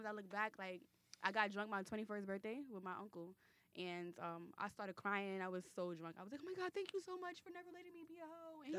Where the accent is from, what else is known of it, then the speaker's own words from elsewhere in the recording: New York City, New York, United States; I'm from Brooklyn. It's 21st Street Flatbush. Like, I couldn't even date in my neighborhood.